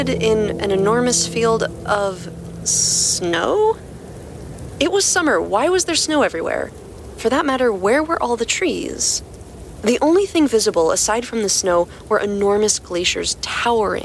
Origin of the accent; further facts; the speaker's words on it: near Westchester, New York, United States; I grew up near Westchester. I actually learned how to drive on the Taconic Parkway